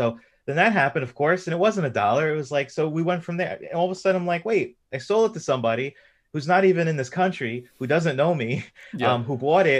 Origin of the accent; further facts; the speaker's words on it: New York, United States; I'm from the East Coast in the United States. So I grew up in New York.